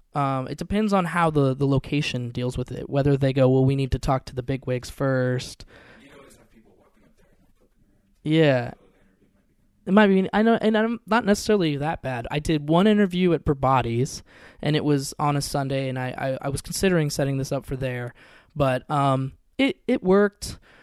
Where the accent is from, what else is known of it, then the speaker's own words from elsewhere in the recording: Seattle, Washington, United States; now in Portland, United States; a whole group I grew up in Seattle, so a bunch of people in Seattle.